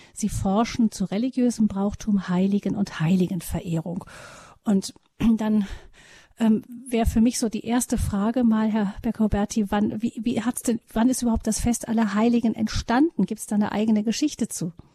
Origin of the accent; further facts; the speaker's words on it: Rhineland, Germany; bei uns im Rheinland